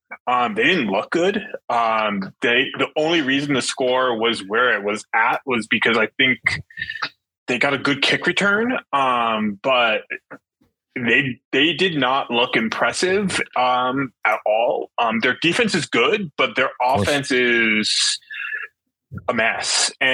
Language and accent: English; Albany, New York, United States; I grew up in Albany.